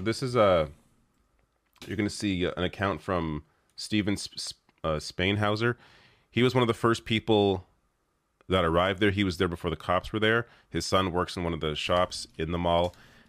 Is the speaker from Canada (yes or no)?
yes; Canada; I feel like because I am a Canadian, I can offer a bit of a different perspective than your typical, you know, American news commentator